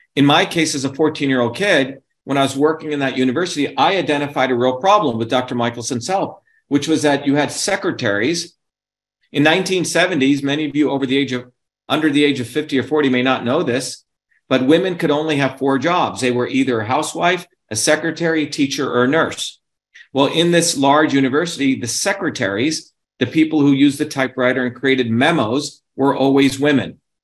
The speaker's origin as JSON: {"language": "English", "country": "India", "tie": "born or raised there", "moved": "yes", "lives_now": "United States", "said": "where I grew up in India in our village"}